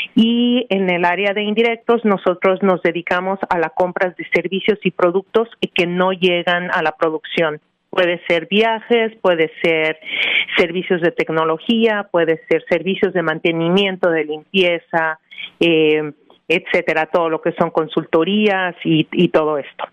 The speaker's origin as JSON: {"language": "Spanish", "region": "Mexico City", "country": "Mexico", "tie": "born or raised there", "moved": "as an adult", "lives_now": "New Jersey, United States", "said": "yo soy mexicana, eh, nacida y educada en la Ciudad de México"}